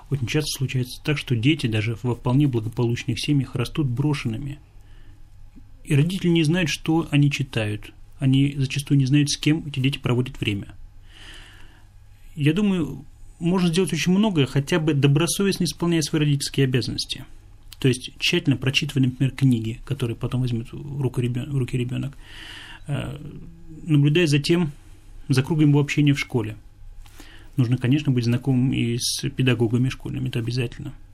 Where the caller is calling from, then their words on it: Tatarstan, Russia; я беспокою вас из Татарстана.